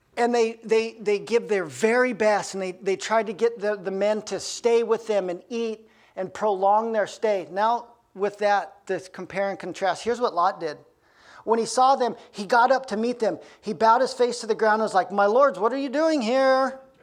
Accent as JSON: {"language": "English", "town": "Aspen", "region": "Colorado", "country": "United States", "tie": "born or raised there", "moved": "yes", "lives_now": "Bellingham, United States", "said": "I grew up in Aspen, Colorado."}